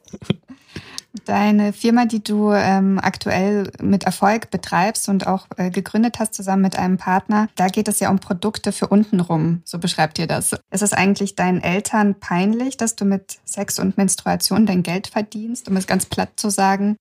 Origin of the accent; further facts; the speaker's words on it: Kazakhstan; now in Germany; damit gehöre ich zu den nur vier Prozent der Aussiedlerinnen aus Kasachstan, die in Deutschland leben und selbstständig sind